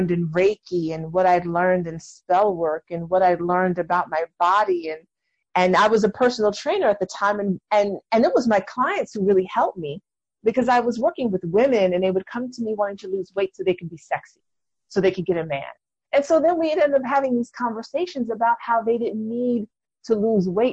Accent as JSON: {"language": "English", "town": "New York City", "region": "New York", "country": "United States", "said": "I'm from New York City"}